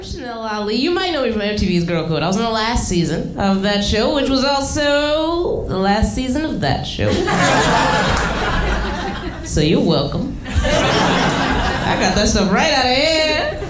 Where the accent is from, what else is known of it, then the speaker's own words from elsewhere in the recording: Philadelphia, Pennsylvania, United States; moved away as an adult; now in New York, United States; I'm originally from Philadelphia.